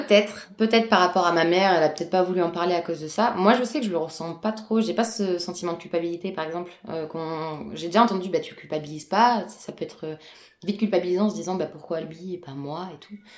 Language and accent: French; Bordeaux, Nouvelle-Aquitaine, France; Je suis née donc à Bordeaux, en France, euh, complètement française